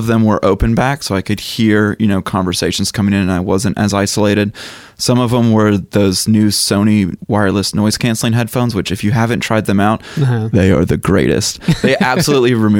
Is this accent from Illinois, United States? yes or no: no; Chattanooga, Tennessee, United States; I grew up in Chattanooga, Tennessee, so I went to Bonnaroo for like 8 years